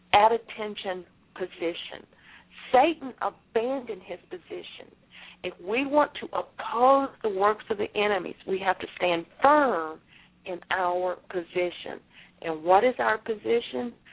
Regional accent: Galveston, Texas, United States; I was born in Galveston, Texas

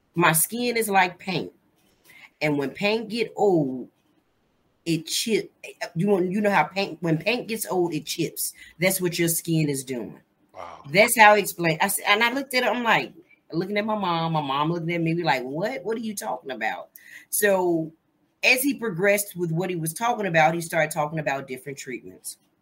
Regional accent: Gary, Indiana, United States; moved away as an adult; also born or lived in Tennessee; now in Baltimore, United States; I'm originally from Gary, Indiana. Uh, I was born and raised Gary, Indiana

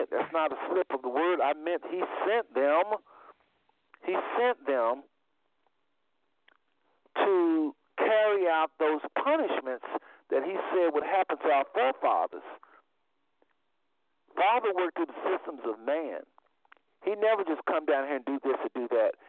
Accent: United States; I was raised in America.

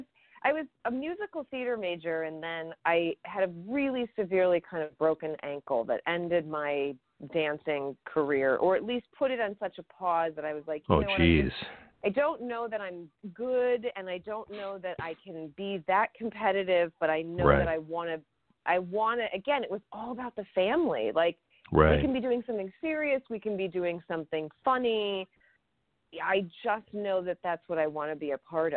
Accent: Chicago, Illinois, United States; I'm from Chicago. I'm from Illinois

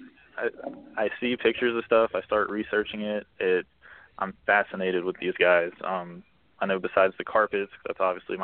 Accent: Florida, United States; growing up in Florida

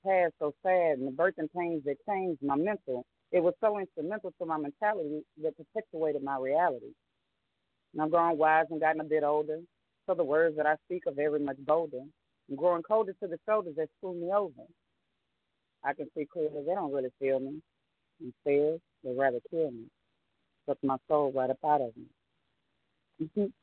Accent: New Orleans, Louisiana, United States; I am originally from New Orleans, Louisiana.

